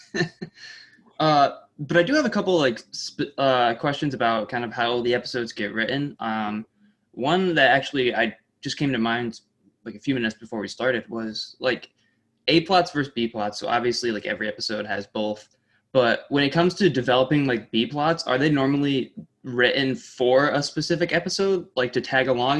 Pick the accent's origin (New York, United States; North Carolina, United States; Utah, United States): New York, United States; Saratoga Springs; also born or lived in Oswego, New York; I grew up in Saratoga